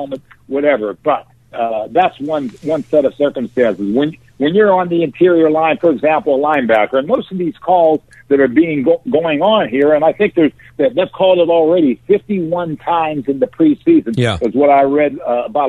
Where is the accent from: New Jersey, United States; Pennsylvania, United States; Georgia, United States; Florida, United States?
Pennsylvania, United States; Avella; the chief knew I was from Avella